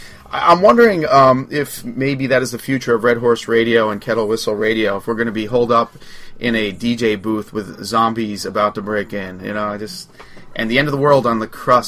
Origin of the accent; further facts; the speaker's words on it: Long Island, New York, United States; I'm from Long Island